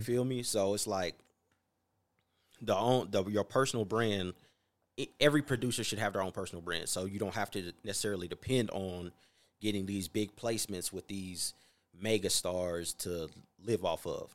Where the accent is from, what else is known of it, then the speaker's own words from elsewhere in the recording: North Carolina, United States; now in Las Vegas, United States; I'm from North Carolina